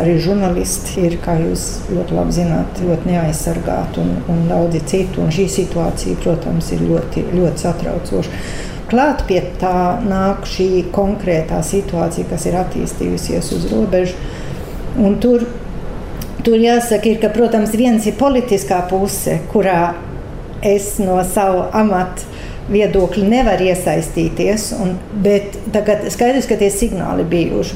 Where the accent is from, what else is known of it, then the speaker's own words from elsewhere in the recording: Sweden; es dzimu Zviedrijā, tāpēc ka man vecāki aizbēga no Latvijas